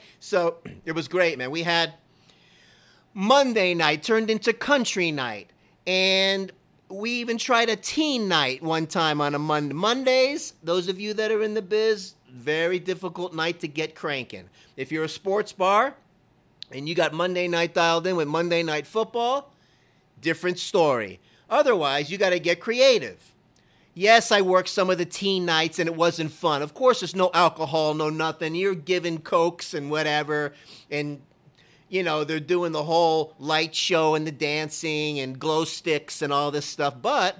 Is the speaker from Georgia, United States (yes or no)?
yes; Georgia, United States; When I came from Georgia, I first landed there with my girlfriend at the time.